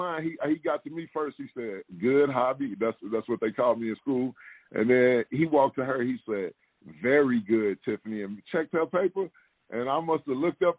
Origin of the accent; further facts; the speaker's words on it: East St. Louis, Illinois, United States; also born or lived in Chicago, Illinois; I'm originally from East St. Louis, Illinois. I was born and raised there.